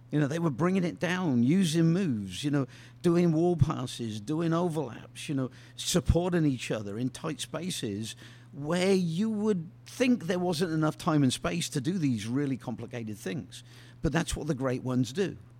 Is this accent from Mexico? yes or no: no; England, United Kingdom; moved away; playing squash growing up in England